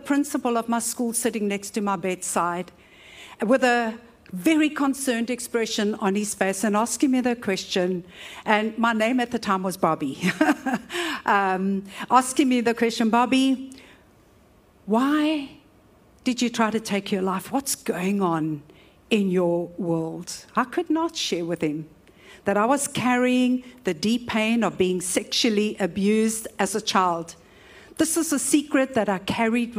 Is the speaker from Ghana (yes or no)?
no; Cape Town, Western Cape, South Africa; I was raised in Woodstock